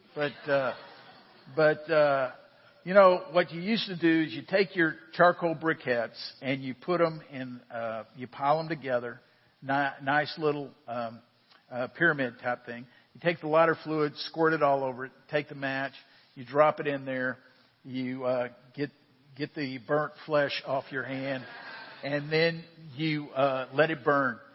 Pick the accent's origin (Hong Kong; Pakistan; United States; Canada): United States; I am an American. I was born in the United States